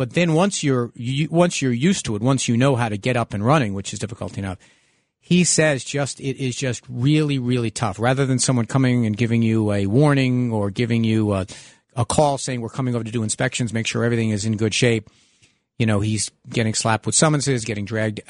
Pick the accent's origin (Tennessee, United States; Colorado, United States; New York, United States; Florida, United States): New York, United States; New York City; also born or lived in Lower Manhattan; the house I grew up in Park Slope, also where I live now in Lower Manhattan